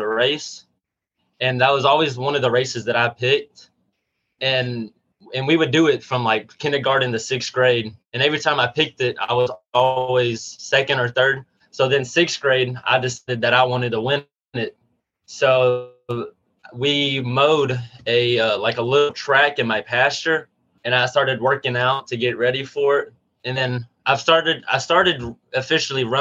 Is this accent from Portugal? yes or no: no; Union Grove, Texas, United States; I'm from Union Grove, Texas, which is 10 minutes south of Gilmer, Texas